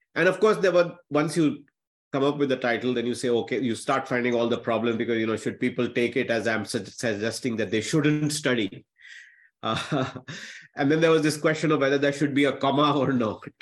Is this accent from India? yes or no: yes; Patna, Bihar, India; I'm still the boy from the small town. Uh, I grew up in Patna